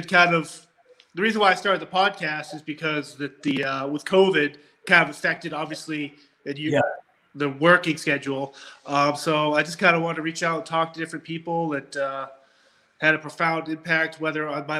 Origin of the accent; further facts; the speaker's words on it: Wellesley, Massachusetts, United States; also born or lived in Pepperell, Massachusetts; I live in Massachusetts. And I grew up in Wellesley.